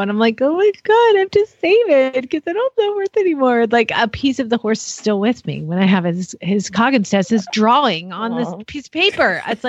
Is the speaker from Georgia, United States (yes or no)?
yes; Georgia, United States; also born or lived in Phoenix, Arizona; now in Florida, United States; If you live in Phoenix and you don't. See, when I first moved to Phoenix, I'm from Georgia.